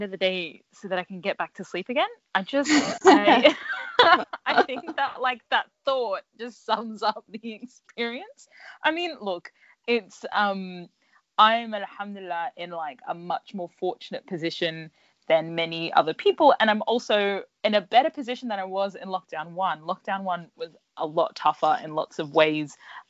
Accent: Brisbane, Queensland, Australia; moved away as an adult; now in United Kingdom; my hometown of Brisbane

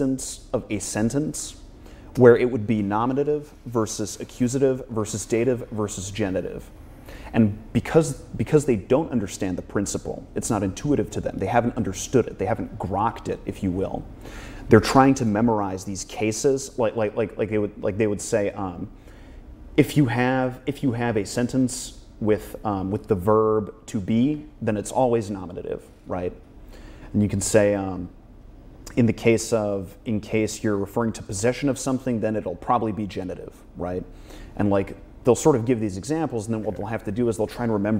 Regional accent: United States; I'm American too

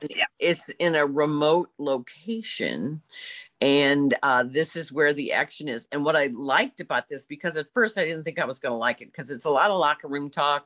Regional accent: Belleville, Illinois, United States; growing up in Belleville because I did

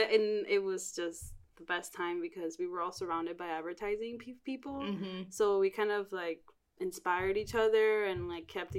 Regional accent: Miami, Florida, United States; moved away as an adult; also born or lived in Cuba; now in New York City, United States; I was born in Cuba, raised in Miami

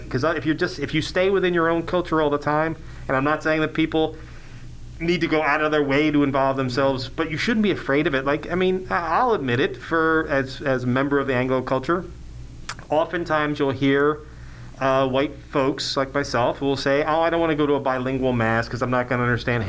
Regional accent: United States; I'm the same way as an American.

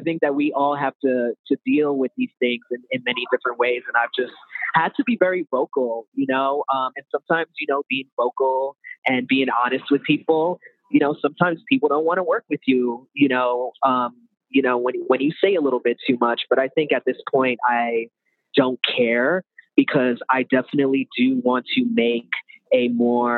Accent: New York, United States; I'm from New York originally

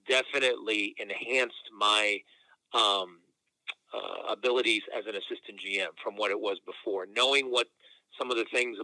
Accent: Detroit, Michigan, United States; moved away; I'm from Detroit. I grew up in Detroit and this is my hometown.

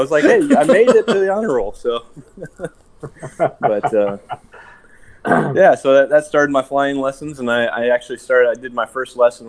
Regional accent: Rochester, Indiana, United States; I grew up in Indiana. Rochester, Indiana, small little farming town. But my dad was stationed at Grissom Air Force Base, which is just north of Kokomo, Indiana.

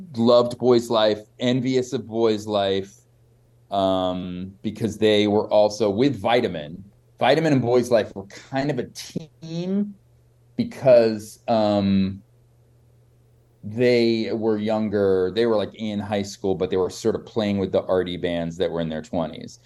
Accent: Boston, Massachusetts, United States; also born or lived in New York; I grew up in Boston.

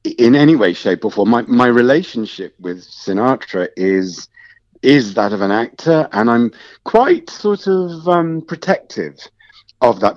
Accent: Wolverhampton, West Midlands, United Kingdom; I'm from Wolverhampton

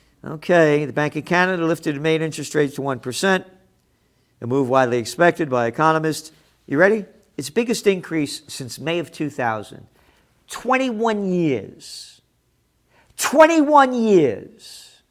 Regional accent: United States; I'm an American.

